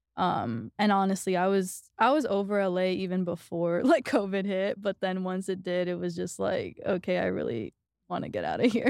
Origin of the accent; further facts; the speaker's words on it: New York City, New York, United States; moved away as an adult; also born or lived in Los Angeles, United States; now in Austin, United States; I grew up in New York, but I was actually living in L A before I came here